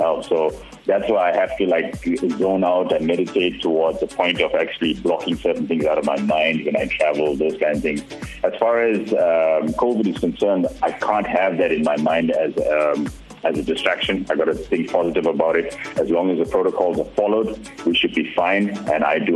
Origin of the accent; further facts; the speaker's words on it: Durban, KwaZulu-Natal, South Africa; I'm proudly South African